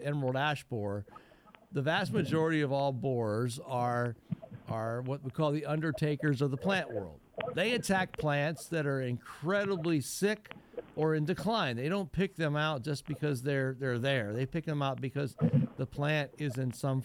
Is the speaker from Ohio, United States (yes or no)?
yes; Northwest Ohio, United States; I was raised up in Northwest Ohio